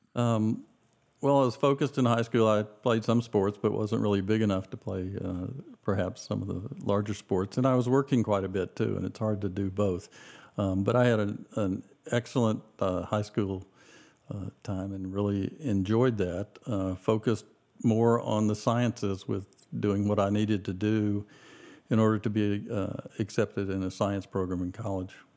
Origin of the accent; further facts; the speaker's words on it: Decatur, Georgia, United States; moved away; also born or lived in Athens, Georgia; we moved to Decatur, which is part of Atlanta where I grew up